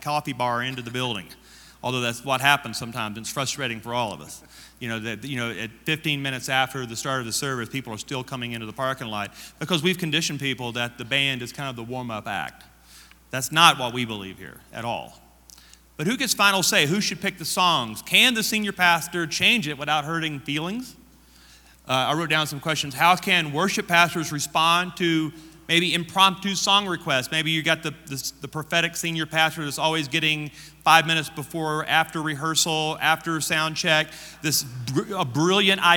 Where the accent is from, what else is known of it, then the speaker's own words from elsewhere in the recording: Louisiana, United States; I am from Louisiana.